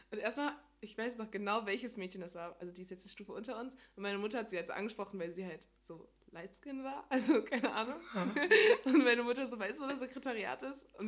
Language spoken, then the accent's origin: German; Cologne, North Rhine-Westphalia, Germany; born there; Köln geboren. Genau, ja. In nice. Köln-Nippes.